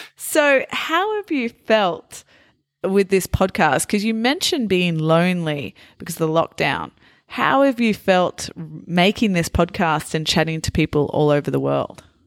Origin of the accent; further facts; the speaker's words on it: Australia; also born or lived in Italy; for Australians, uh, we're called Aussies